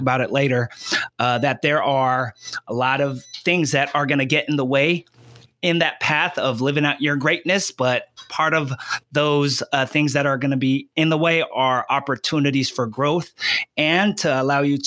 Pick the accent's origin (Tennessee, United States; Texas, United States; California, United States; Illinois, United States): California, United States; Union City; I'm from the Bay Area. I'm just a little Filipino kid that came from Union City, California